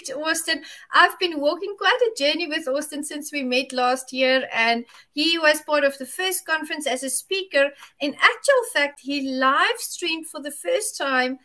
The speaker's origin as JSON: {"language": "English", "country": "South Africa", "said": "from South Africa"}